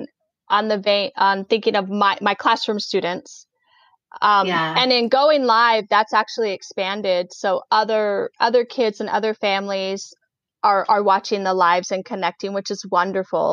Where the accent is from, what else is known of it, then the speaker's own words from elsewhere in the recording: Oregon, United States; that Oregon life. I'm from Oregon. I have chickens in my yard